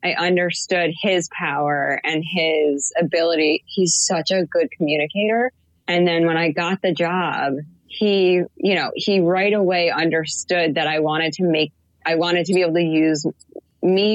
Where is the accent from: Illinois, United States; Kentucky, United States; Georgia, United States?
Illinois, United States; Chicago; moved away as an adult; I was supposed to move home. I'm from Chicago.